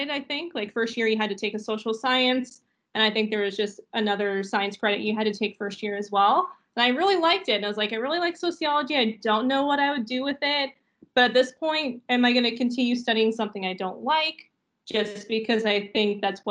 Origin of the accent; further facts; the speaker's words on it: St. Catharines, Ontario, Canada; I'm actually from St. Catharines, so I had no intention of going anywhere beyond St. Catharines